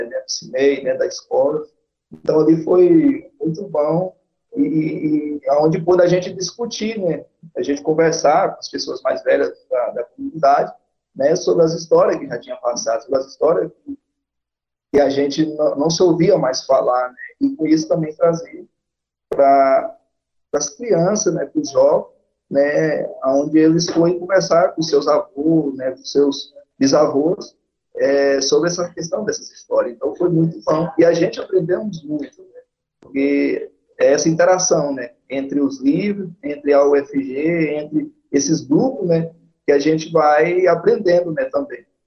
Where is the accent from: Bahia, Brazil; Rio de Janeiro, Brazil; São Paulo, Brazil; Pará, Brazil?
Bahia, Brazil; interior of; now in Goiás, Brazil; eu que sou né, do interior da Bahia, é, e, e, trabalhei muito a roça